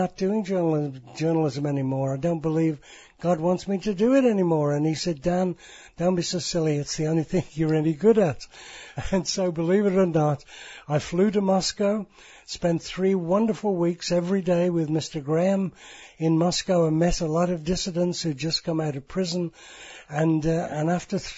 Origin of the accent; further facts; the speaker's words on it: United Kingdom; I'm British